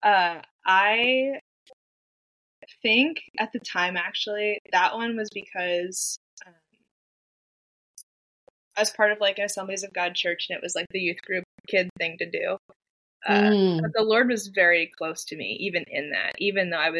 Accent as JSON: {"language": "English", "region": "Pennsylvania", "country": "United States", "also_born_or_lived": "Japan", "moved": "yes", "lives_now": "Nashville, United States", "said": "I'm originally from Pennsylvania."}